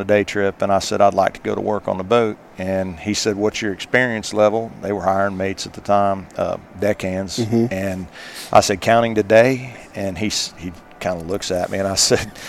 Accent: Midwest, United States; moved away as an adult; now in South Carolina, United States; I grew up in the Midwest

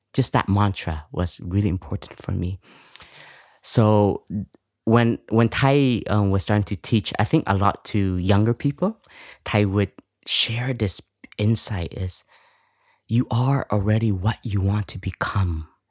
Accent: Toronto, Ontario, Canada; English is a second language; moved away; I was raised in Canada, in Toronto, and coming from an immigrant family

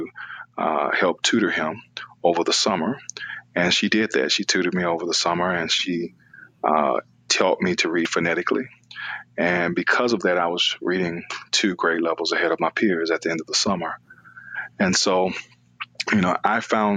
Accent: Decatur, Georgia, United States; I grew up in Atlanta, Georgia, or right outside of Atlanta, Georgia, in Decatur, Georgia

